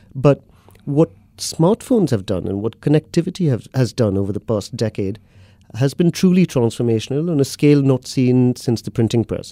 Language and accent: English; Mumbai, Maharashtra, India; moved away as an adult; now in London, United Kingdom; I grew up in Bombay in India, city of about twenty-odd million